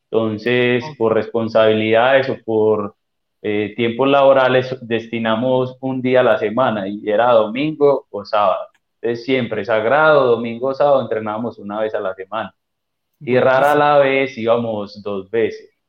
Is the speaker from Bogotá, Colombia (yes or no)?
no; Carmen de Atrato, Chocó, Colombia; born there; A mí me dicen … porque nací en el Carmen de Atrato Choco, que es otro departamento de acá.